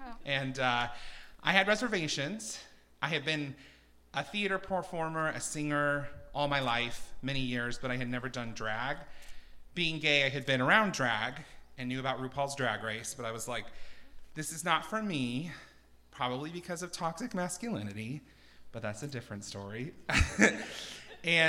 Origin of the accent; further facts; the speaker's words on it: Twin Falls, Idaho, United States; I'm from Twin Falls, and that's where I grew up